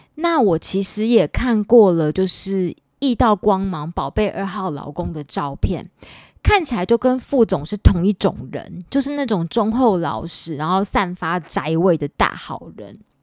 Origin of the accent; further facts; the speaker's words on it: Taipei, Taiwan; 因为我是万华人，我土生土长的万华人，我之前交往过一个台积电的男朋友，然后那男朋友就常常笑我是没有水准的万华人